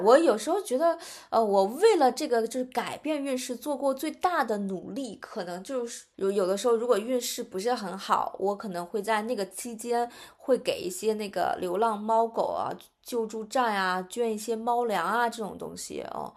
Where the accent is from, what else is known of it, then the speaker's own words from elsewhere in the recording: China; 但是可能我们中国人是非常就是认星盘这个东西